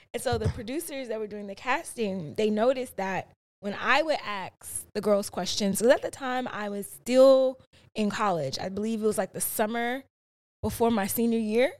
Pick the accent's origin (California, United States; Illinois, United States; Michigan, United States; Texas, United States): Illinois, United States; Chicago; I grew up in the South Side of Chicago